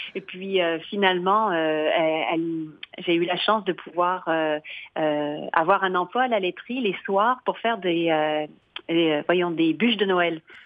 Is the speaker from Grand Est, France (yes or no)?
no; Limoges, Nouvelle-Aquitaine, France; moved away as an adult; also born or lived in Lyon / England / Paris / Outaouais, Quebec; now in Coaticook, Canada; moi je suis originaire de Limoges qui est dans le centre de la France